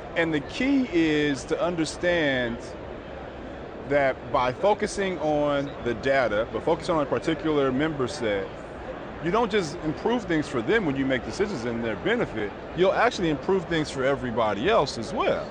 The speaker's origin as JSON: {"language": "English", "town": "Inglewood", "region": "California", "country": "United States", "tie": "born or raised there", "also_born_or_lived": "Pennsylvania", "moved": "as an adult", "said": "grew up in Inglewood, California"}